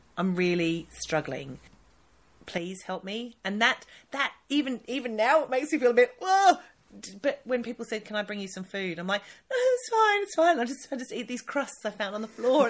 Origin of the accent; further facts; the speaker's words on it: Australia; now in United Kingdom; I'm Australian